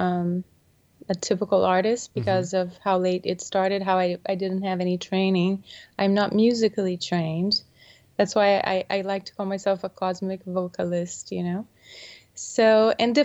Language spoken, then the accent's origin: English; Brazil; moved away; I was born in Brazil